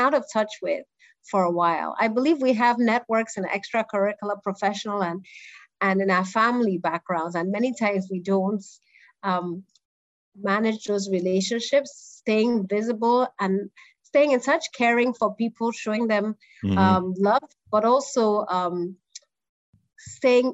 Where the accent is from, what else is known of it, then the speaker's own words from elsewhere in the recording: Enugu, Enugu State, Nigeria; moved away; also born or lived in United States; I grew up in Enugu, in the southeastern part of Nigeria.